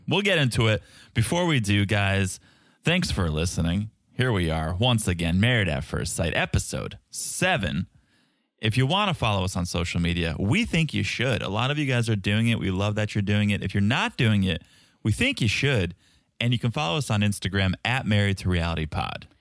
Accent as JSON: {"language": "English", "town": "Boston", "region": "Massachusetts", "country": "United States", "accent": "Boston", "said": "my Boston accent"}